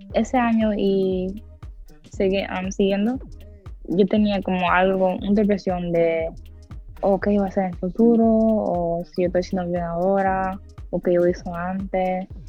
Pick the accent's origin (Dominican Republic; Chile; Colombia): Dominican Republic; yo soy dominicana